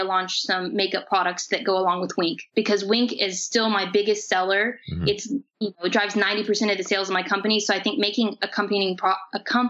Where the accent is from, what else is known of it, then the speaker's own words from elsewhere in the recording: Bedford, Indiana, United States; here in my hometown of Bedford.